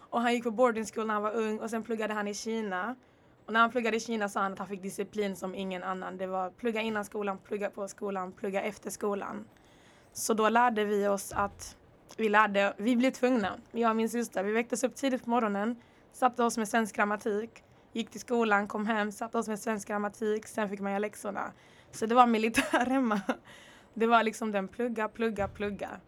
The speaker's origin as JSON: {"language": "Swedish", "country": "Rwanda", "also_born_or_lived": "Congo / Örebro / Netherlands / Stockholm", "lives_now": "Lund, Sweden", "said": "Jag är född i Kongo. Jag kommer från Rwanda. Bodde i Rwanda ett tag, flyttade till Örebro."}